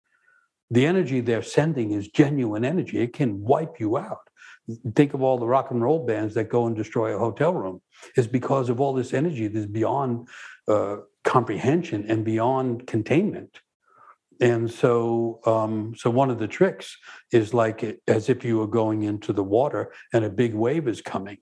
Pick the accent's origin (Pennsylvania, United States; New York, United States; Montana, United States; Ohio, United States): New York, United States; growing up in New York